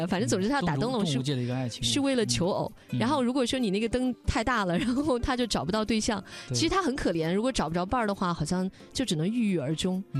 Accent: northern China, China; 我们都是在北方长大的

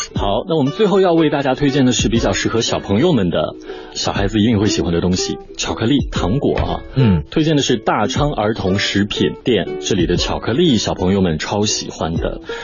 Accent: Northeast China, China; now in Shanghai, China; 是咱们东北人很喜欢吃的这个红肠

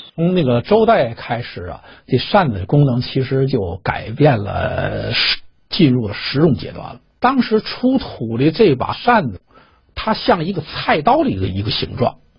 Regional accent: China; 我们中国呢，也把丝绸看得是非常高贵的一种材料

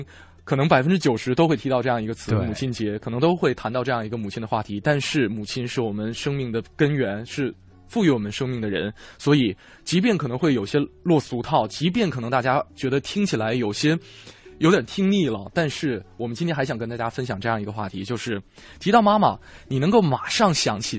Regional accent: China; 也是用味觉联系起我们中国人这样一种家的情感。

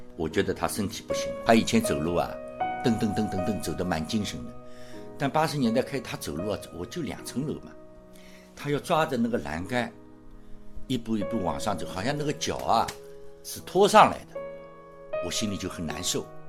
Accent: China; 我们中国人民

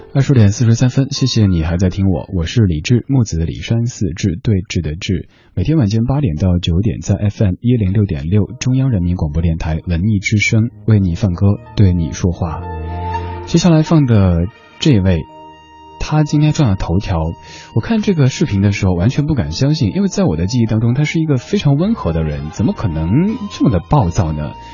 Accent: Sichuan, China; accent: Sichuanese; now in Beijing, China; 我的家乡话四川话

